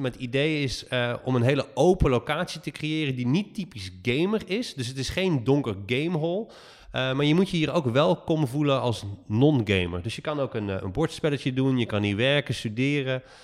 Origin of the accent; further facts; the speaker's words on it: Netherlands; we echt als Nederlander